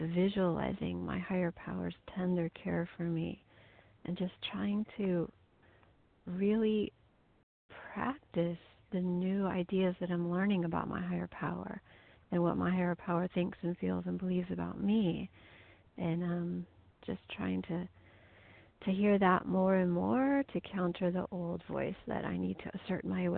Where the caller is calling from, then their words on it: Missouri, United States; I'm calling from Missouri